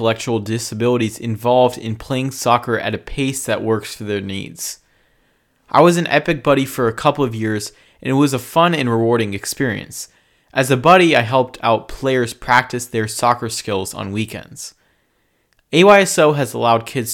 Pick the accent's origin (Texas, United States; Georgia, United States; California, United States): California, United States; my home state of California